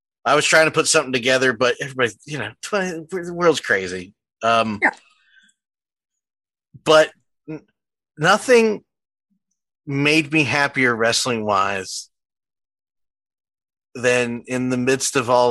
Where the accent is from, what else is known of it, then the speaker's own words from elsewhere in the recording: Philadelphia, Pennsylvania, United States; accent: Philly; My Philly accent came out so hard right there